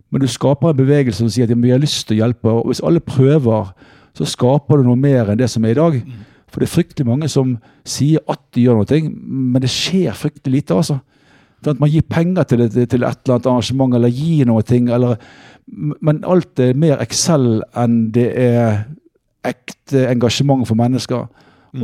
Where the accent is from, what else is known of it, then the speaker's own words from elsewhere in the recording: Bergen, Vestland, Norway; moved away as an adult; now in Oslo, Norway; erkebergenser er jeg egentlig, fordi det er der jeg vokste opp